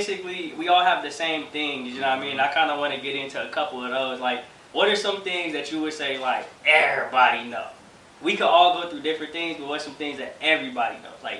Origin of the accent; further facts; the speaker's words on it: Los Angeles, California, United States; growing up in L.A., you know, it was definitely interesting, to say the least, growing up in Ladera.